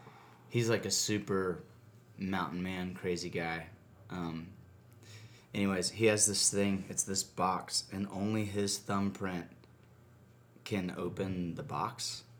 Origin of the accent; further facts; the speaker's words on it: Acworth, Georgia, United States; moved away as an adult; also born or lived in Brooklyn, New York; now in Nashville, United States; I'm from Ackworth, Georgia, which is a beautiful town with a great... We had one of the original Cracker Barrels.